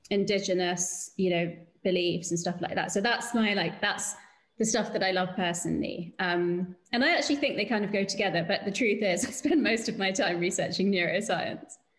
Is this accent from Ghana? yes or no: no; United Kingdom